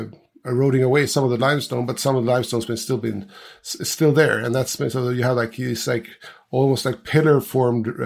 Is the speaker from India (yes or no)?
no; Gotland, Sweden; I'm from Sweden. I'm from an island called Gotland. And I'm actually just a few hundred meters from where I was more or less born